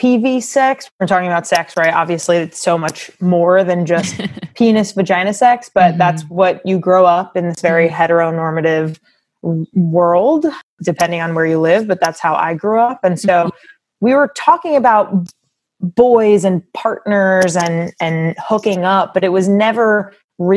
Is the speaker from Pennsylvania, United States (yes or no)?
no; Long Island, New York, United States; born or raised there